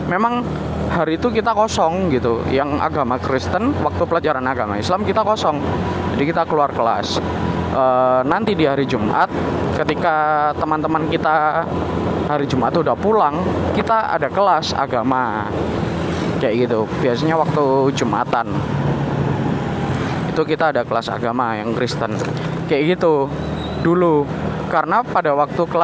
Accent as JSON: {"language": "Indonesian", "region": "Java", "country": "Indonesia", "said": "aku sendiri Jawa uh, ini berbeda-beda"}